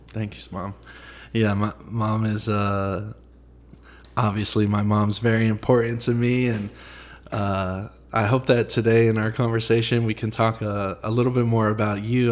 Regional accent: Franklin, Tennessee, United States; also born or lived in Nashville; so I grew up in Franklin. I, I was born in Nashville. We moved to Franklin when I was maybe five or six years old.

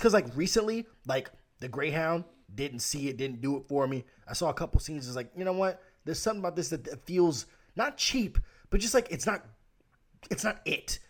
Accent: United States; I'm American

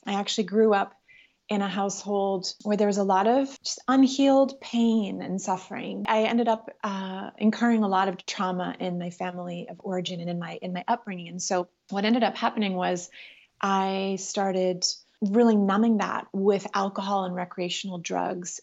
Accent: Ottawa, Ontario, Canada; moved away as an adult; also born or lived in Los Angeles; I was raised in Ottawa, Canada

